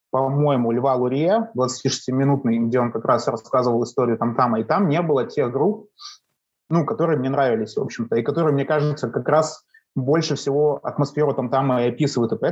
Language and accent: Russian; Kamchatka Krai, Russia; now in Saint Petersburg, Russia; я живу в Петербурге, но я не коренной петербуржец. Я приехал сюда с Камчатки, вот, э, с далекой.